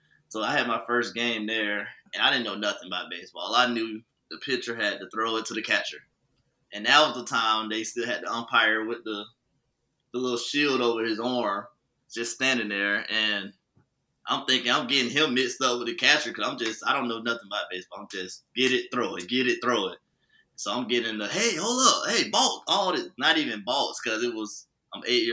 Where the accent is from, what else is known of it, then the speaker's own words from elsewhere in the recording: Winter Haven, Florida, United States; also born or lived in Orlando, Florida / Haines City, Florida; I'm from Winter Haven, Florida, the old spring training of the Cleveland Indians